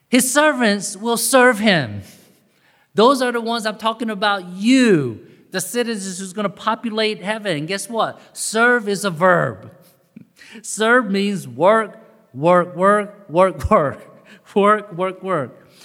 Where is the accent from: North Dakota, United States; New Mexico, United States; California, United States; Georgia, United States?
Georgia, United States; Augusta; growing up in Augusta, Georgia